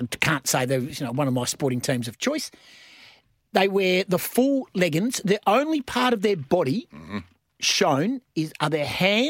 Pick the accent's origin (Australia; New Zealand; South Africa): Australia; Perth, Western Australia; growing up in Shenton Park, in the Golden Triangle, which is now a retirement village